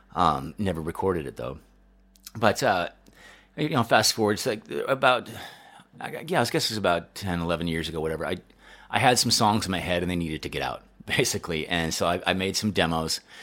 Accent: Denver, Colorado, United States; moved away; also born or lived in Chicago; I grew up in Denver

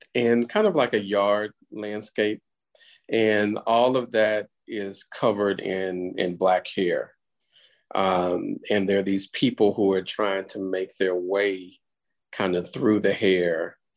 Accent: Houston, Texas, United States; Houston is my hometown and the place where a lot of this, well, most of this work was made

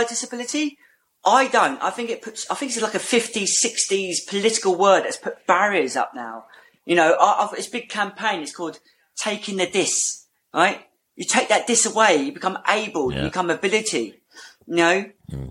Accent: Portsmouth, South East England, United Kingdom; I'm from Portsmouth

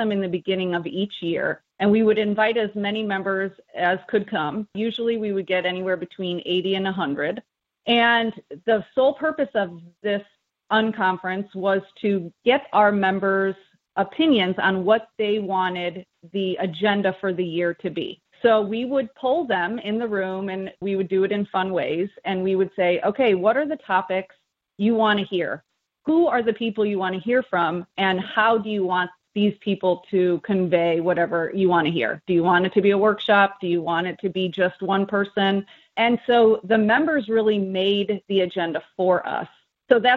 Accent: Midwest, United States; moved away as an adult; now in Washington, D.C., United States; We're both from the Midwest.

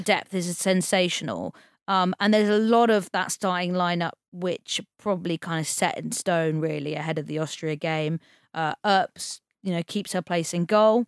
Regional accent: England, United Kingdom; as English people

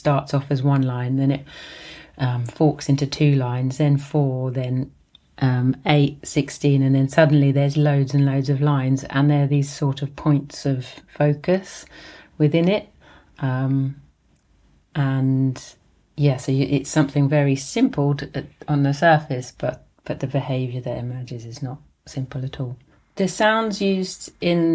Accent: London, United Kingdom; also born or lived in Walthamstow, East London / Edinburgh; I was born in Islington in North London, and now I live in Walthamstow in East London

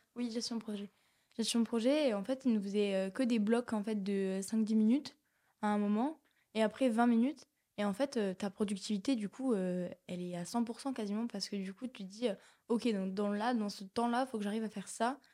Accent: Rodez, Occitania, France; je suis Véronèse, donc j'ai grandi à Rodez

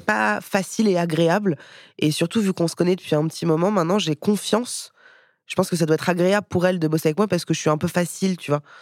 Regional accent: Paris, Île-de-France, France; moved away as an adult; also born or lived in India; j'ai vécu en Inde, mais j'ai grandi à Paris

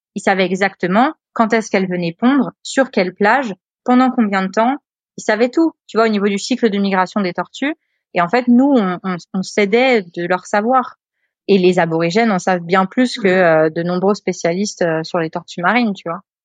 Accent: Le Havre, Normandy, France; moved away as an adult; also born or lived in Réunion / Australia; avec ma mère, j'avais grandi euh, à la campagne, donc euh, j'étais native du Havre. Mais à partir de 13 ans, j'étais dans les terres

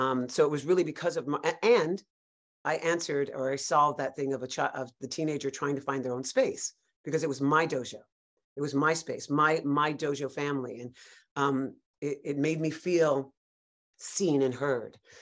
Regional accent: New York City, New York, United States; I grew up in Greenwich Village, New York. I'm a native New Yorker

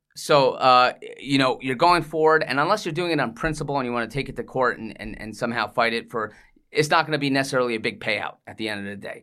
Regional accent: England, United Kingdom; moved away; also born or lived in Iceland / New York; I was born in England, so I'm, I, I have a British

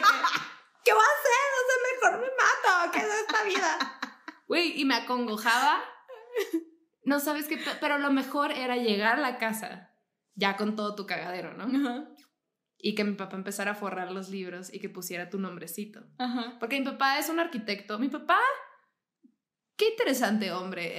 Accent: Mexicali, Baja California, Mexico; yo soy de Mexicali, que literalmente es una ciudad fronteriza. O sea, yo crecí para mí era súper normal ver la, reja

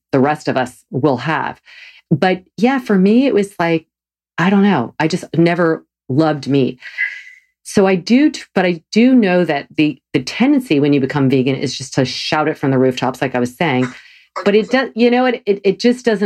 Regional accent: the South, United States; I grew up eating meat every meal. I'm from the South

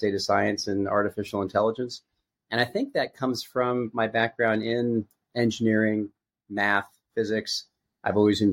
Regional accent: Connecticut, United States; moved away as an adult; also born or lived in California; I was raised in a small town in Connecticut by a school teacher family

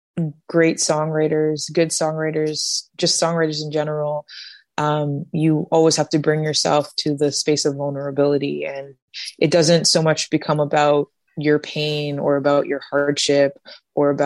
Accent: Canada; I am a Canadian artist that's Black with blue hair that grew up learning three different languages

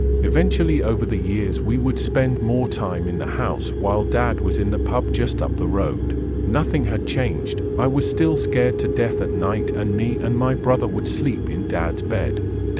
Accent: North West England, United Kingdom; born there; I was born in Lancashire in England in 1968, which makes me 54 by the time, this while you are listening.

